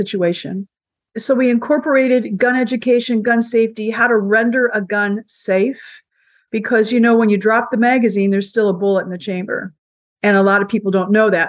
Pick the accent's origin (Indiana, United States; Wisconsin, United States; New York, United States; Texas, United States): Indiana, United States; I'm from Indiana.